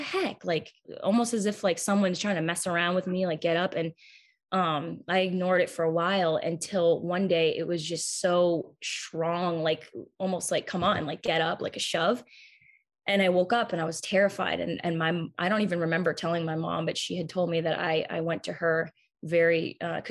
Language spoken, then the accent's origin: English; Massachusetts, United States; I'm obviously from Massachusetts